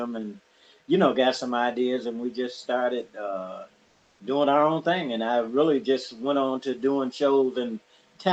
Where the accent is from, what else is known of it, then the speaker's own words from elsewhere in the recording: Detroit, Michigan, United States; I'm born and raised in Detroit